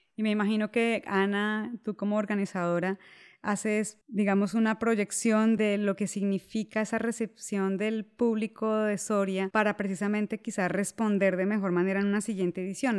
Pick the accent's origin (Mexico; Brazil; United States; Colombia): Colombia; en Colombia, el país de donde yo soy